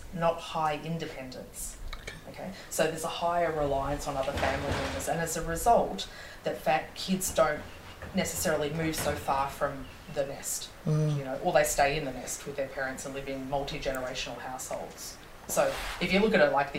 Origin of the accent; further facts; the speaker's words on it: Australia; being born and raised in Australia